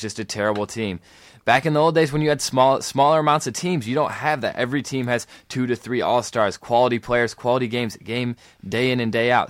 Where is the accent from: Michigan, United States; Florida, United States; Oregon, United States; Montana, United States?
Michigan, United States; East Lansing; I grew up in East Lansing.